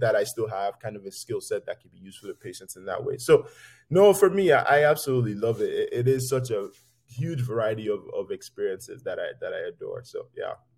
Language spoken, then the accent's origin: English; Lagos, Nigeria; moved away; I grew up poor in, in Lagos